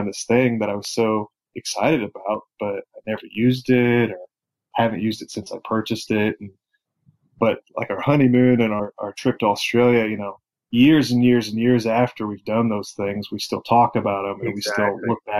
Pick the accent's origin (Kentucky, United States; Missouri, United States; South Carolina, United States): Missouri, United States; southeast; I was born and raised in a small town in southeast Missouri. That's pretty much where I was until college.